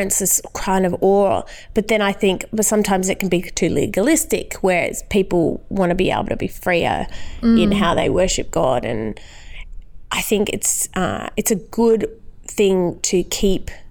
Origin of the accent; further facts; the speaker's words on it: Perth, Western Australia, Australia; moved away as an adult; also born or lived in Geraldton, Western Australia; now in Sydney, Australia; so I grew up in Perth and then my dad was a police officer and so he was transferred to Geraldton. So although I lived in Perth for about 11 years, my teenage formative years, I guess, were in Geraldton.